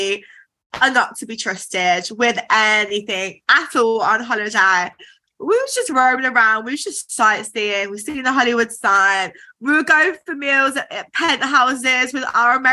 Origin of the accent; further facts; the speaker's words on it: Birmingham, West Midlands, United Kingdom; accent: Brummy; I've still got a like proper Brummy accent